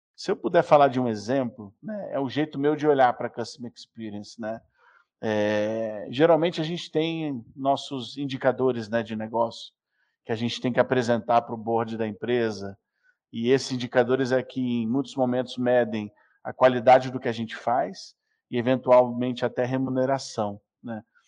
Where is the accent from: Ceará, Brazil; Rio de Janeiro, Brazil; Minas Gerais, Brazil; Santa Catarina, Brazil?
Rio de Janeiro, Brazil; now in São Paulo, Brazil; Eu sou um carioca que mora em São Paulo